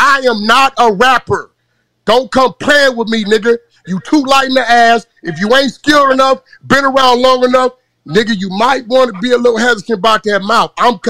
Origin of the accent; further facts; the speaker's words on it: California, United States; I'm from California, nigga.